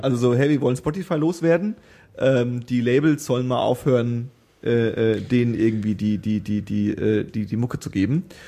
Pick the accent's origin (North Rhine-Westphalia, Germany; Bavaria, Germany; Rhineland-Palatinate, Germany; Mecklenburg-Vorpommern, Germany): Bavaria, Germany; Franconia; now in Berlin, Germany; wo ich herkomme, aus Franken